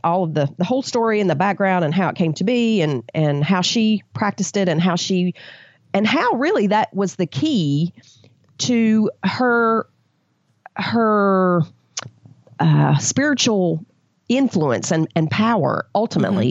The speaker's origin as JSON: {"language": "English", "region": "the South", "country": "United States"}